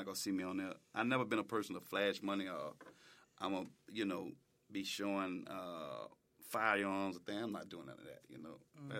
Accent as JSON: {"language": "English", "town": "New Orleans", "region": "Louisiana", "country": "United States", "said": "At first, I'm like, I'm from New Orleans."}